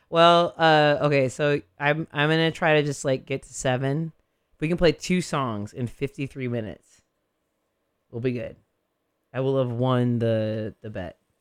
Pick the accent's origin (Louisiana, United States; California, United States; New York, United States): California, United States; Modesto; moved away; I'm still from Modesto